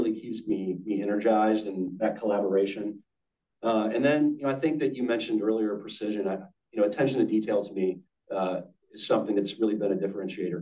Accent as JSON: {"language": "English", "town": "Washington", "region": "District of Columbia", "country": "United States", "tie": "born or raised there", "also_born_or_lived": "Georgia", "moved": "yes", "said": "I grew up in the Washington, D.C. area. My dad was a officer in the Navy for 30 plus years"}